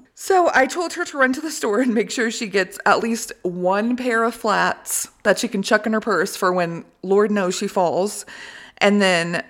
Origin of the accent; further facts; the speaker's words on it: United States; moved away as an adult; now in Italy; we're American